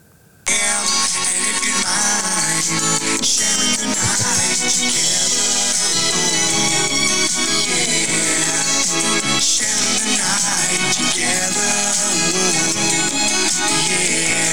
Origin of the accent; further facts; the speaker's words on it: Statesboro, Georgia, United States; moved away; I was back in my hometown.